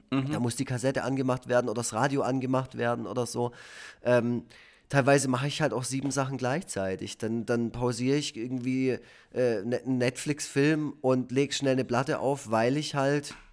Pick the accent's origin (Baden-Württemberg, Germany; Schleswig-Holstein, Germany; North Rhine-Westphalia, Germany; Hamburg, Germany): Baden-Württemberg, Germany; Northern Black Forest; accent: Swabian; moved away; ich komme ja von da, ich komme aus dem Nordschwarzwald